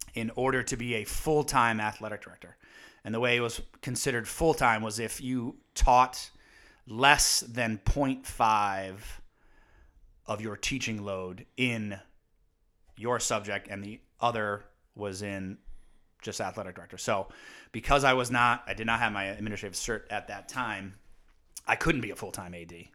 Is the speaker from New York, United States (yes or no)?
no; Windsor Locks, Connecticut, United States; growing up in Windsor Locks and playing multi-sports